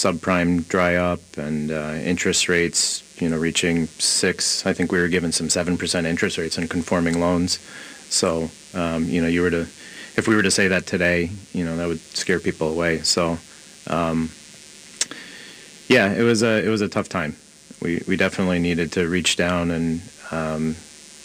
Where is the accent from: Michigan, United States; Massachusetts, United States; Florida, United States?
Michigan, United States; moved away as an adult; I grew up in Michigan, graduated from University of Michigan, moved out here after college.